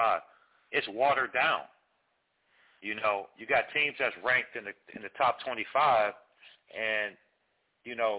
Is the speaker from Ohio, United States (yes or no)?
yes; Cleveland, Ohio, United States; I'm from Cleveland. I'm from the land